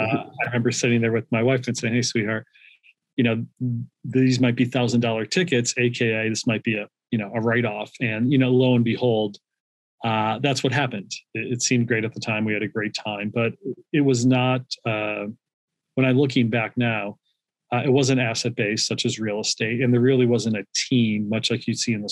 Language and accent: English; Scranton, Pennsylvania, United States; moved away as an adult; also born or lived in Philadelphia, Pennsylvania; now in Austin, United States; I grew up in Scranton, PA